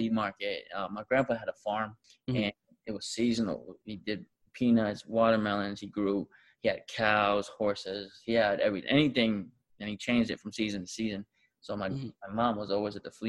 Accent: Tonga; now in United States; I was born here in America, but I was raised in the islands since the age of 2 or 3 years old.

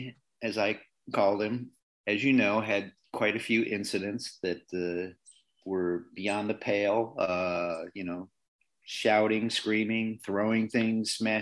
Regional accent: Chicago, Illinois, United States; being from Chicago is part of that too. And when you put those two together, Chicago and Irish

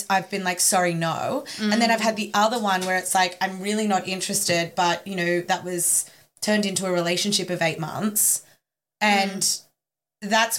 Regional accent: Sydney, New South Wales, Australia; growing up in Sydney

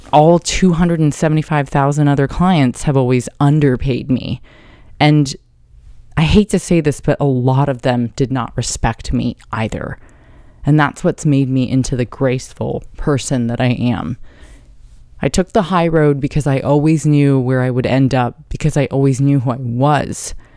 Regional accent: Carlsbad, California, United States; also born or lived in New York; I grew up there in San Diego in Carlsbad

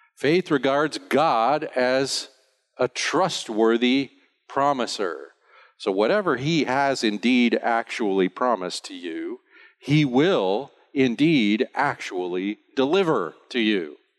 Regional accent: United States; now in Bonaire; I'm an American

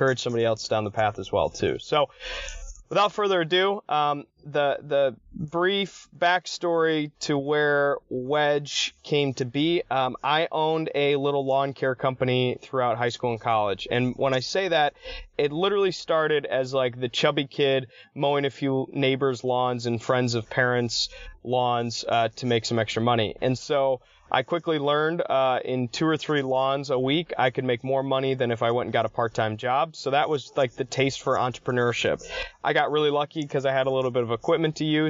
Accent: Ann Arbor, Michigan, United States; I'm from Ann Arbor and I went to Hope College

